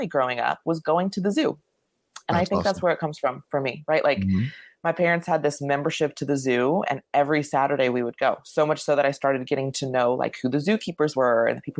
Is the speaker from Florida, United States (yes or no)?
yes; Lake Worth, Florida, United States; I grew up in Lake Worth, Florida, which no one ever knows where Lake Worth is